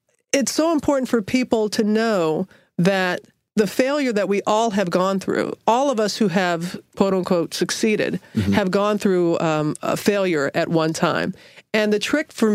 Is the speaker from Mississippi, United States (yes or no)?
yes; Biloxi, Mississippi, United States; moved away as an adult; I was in Biloxi, Mississippi, and living happily ever after. It was my hometown